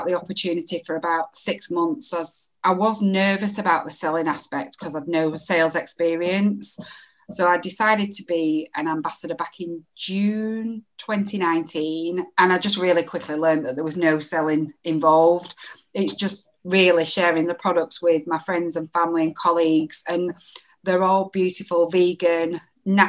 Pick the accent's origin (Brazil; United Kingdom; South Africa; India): United Kingdom; Bolton, North West England; also born or lived in Boldmere / Solihull / Lichfield; now in Leeds, United Kingdom; I'm originally from Bolton.